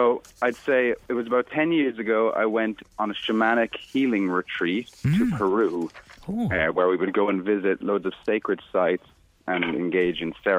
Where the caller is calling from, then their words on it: Munster, Ireland; Down in West Cork.